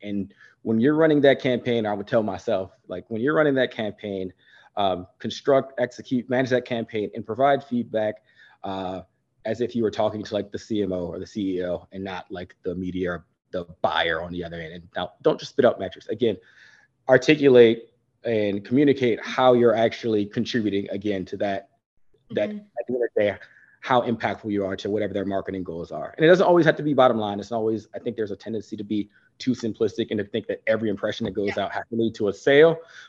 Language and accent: English; Maryland, United States; also born or lived in Virginia / Montana / Germany / New Jersey; So I was born in Virginia, and then we moved Montana, Germany, New Jersey, and then ultimately to Maryland, where I spent like the second half of my life.